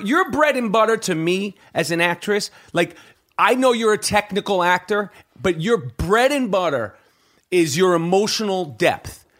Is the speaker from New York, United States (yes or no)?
yes; New York City, New York, United States; I grew up in Manhattan on the Upper East Side